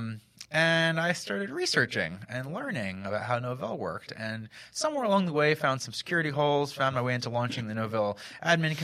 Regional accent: Hellertown, Pennsylvania, United States; now in Philadelphia, United States; I grew up in Hellertown, Pennsylvania

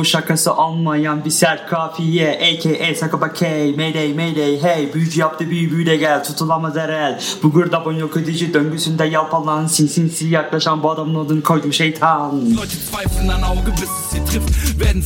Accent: Hesse, Germany; also born or lived in Yozgat, Turkey; now in Ankara, Turkey; I grew up in Germany

